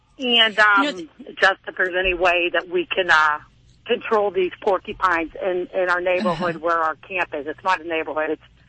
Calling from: Pittsburgh, Pennsylvania, United States; I'm calling from the Pittsburgh area.

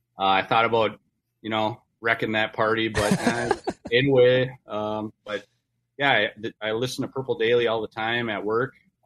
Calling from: northern Wisconsin, United States; I am calling from northern Wisconsin.

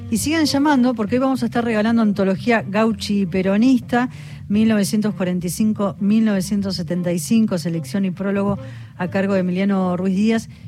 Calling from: Ciudad Evita, Buenos Aires Province, Argentina; de Ciudad Evita, me encanta el programa y quiero participar en el concurso.

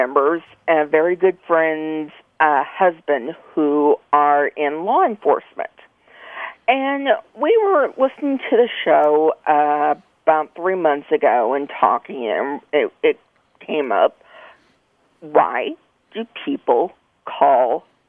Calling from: Grand Prairie, Texas, United States; I'm calling from Grand Prairie, Texas.

